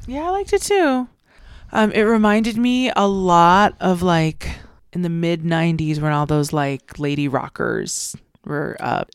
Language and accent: English; United States; We're American